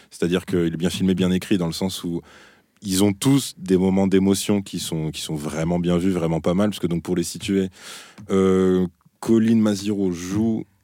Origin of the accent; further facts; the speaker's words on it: Brittany, France; Ouais, parce que je suis breton, ma, grand-mère a inventé la galette saucisse.